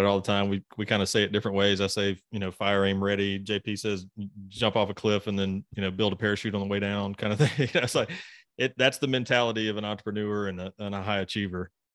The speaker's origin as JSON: {"language": "English", "region": "Mississippi", "country": "United States", "said": "I'm from Mississippi."}